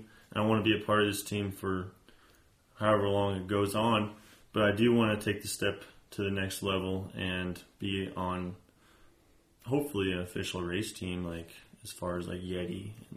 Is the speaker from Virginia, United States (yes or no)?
no; Aztec, New Mexico, United States; I'm also from Aztec, New Mexico, born and raised. This is, my home.